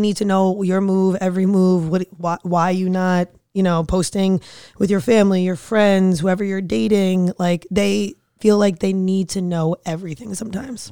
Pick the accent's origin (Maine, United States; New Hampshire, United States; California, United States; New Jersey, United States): New Jersey, United States; fiery from Jersey